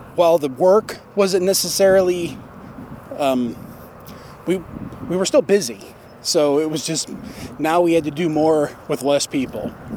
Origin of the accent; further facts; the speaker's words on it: Warsaw, Indiana, United States; located in the orthopedic capital of the world, which happens to be my hometown